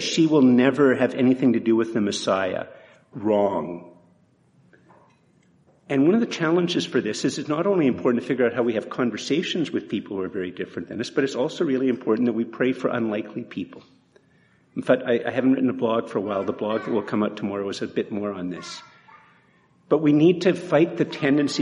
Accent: Canada; we're more Canadian than we realize

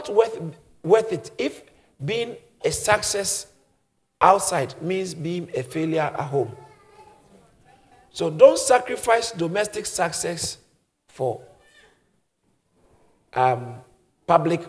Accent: Ghana; moved away; Because I grew up in Ghana

